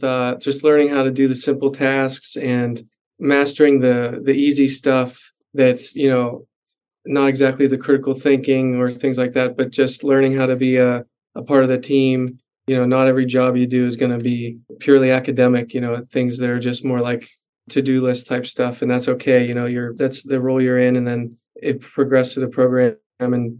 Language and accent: English; Pittsburgh, Pennsylvania, United States; moved away as an adult; now in Chicago, United States; I grew up in Pittsburgh, went to Pitt Dental